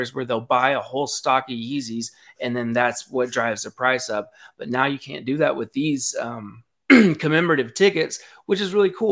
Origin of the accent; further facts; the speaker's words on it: Knoxville, Tennessee, United States; I'm from Knoxville